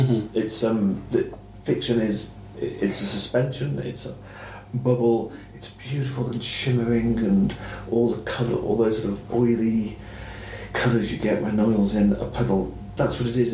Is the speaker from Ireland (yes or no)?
yes; Ireland; also born or lived in Clonakilty; I'm the country kid. Um, but it's Ireland